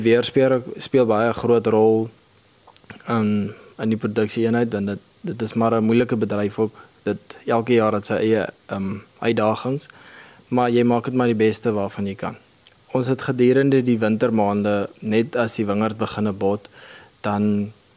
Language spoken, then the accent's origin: Afrikaans; Kakamas, Northern Cape, South Africa; Ek is hier van die Omkakamas omgewing. Ek het hier groot geword